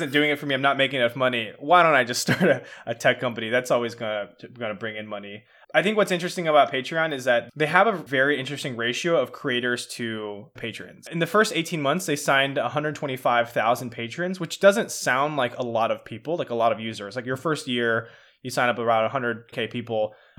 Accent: California, United States; I grew up in Marin County, which is a pretty affluent area.

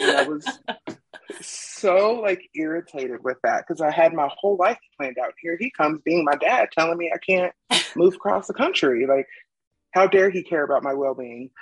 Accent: Ohio, United States; also born or lived in Arizona; now in Utah, United States; I'm originally from Ohio

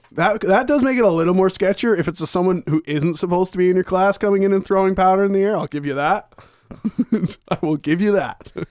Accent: Victoria, British Columbia, Canada; I'm from Victoria, so I'm from Vancouver Island

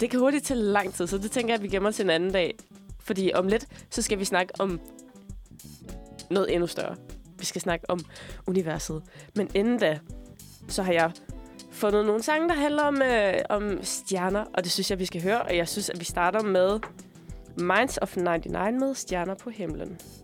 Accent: Denmark; moved away; da jeg boede hjemme i Sønderland

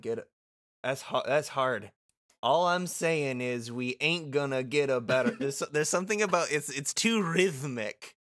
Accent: Muskegon, Michigan, United States; moved away as an adult; now in Winnipeg, Canada; my hometown of Muskegon

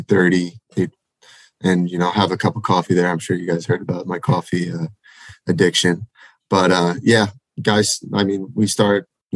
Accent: Massapequa, New York, United States; My hometown. Oh, yeah. So it's actually called Massapequa

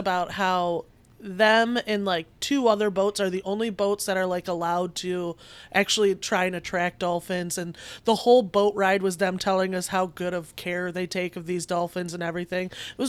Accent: Michigan, United States; I'm from Michigan.

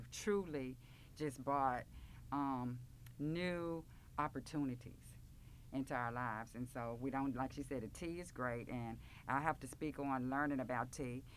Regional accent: Memphis, Tennessee, United States; I grew up in Orange Mound

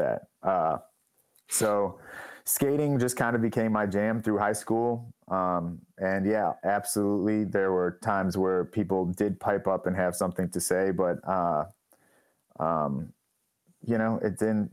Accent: Oak Park, Illinois, United States; I grew up in Oak Park, which is like the first suburb on the west side of Chicago

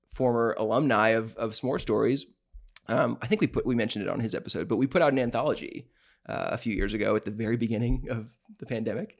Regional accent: the South, United States; we're from the South

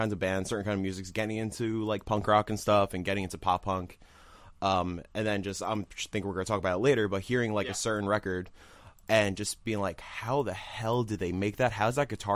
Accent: Yonkers, New York, United States; I am from good old Yonkers, New York.

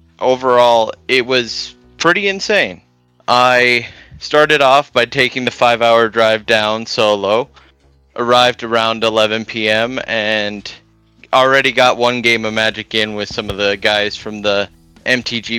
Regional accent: Grand Forks, North Dakota, United States; I'm from Grand Forks, North Dakota

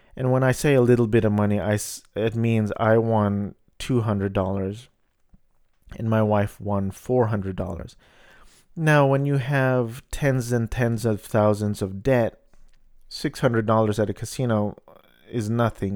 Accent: Garden Grove, California, United States; I grew up in Garden Grove, which is about five minutes from Disneyland

